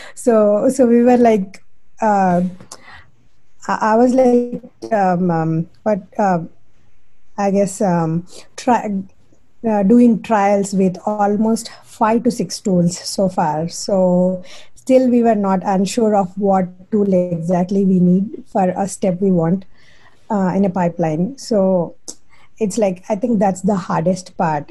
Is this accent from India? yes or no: yes; India; moved away as an adult; now in Chapel Hill, United States; being an Indian